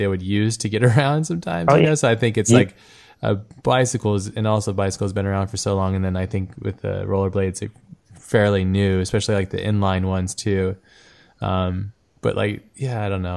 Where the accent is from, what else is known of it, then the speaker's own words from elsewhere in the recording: Southern California, United States; I grew up in Southern California